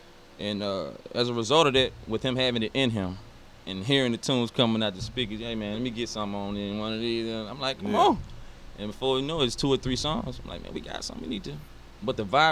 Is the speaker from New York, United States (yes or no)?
no; Greenwood, Mississippi, United States; born or raised there; also born or lived in Chicago, Illinois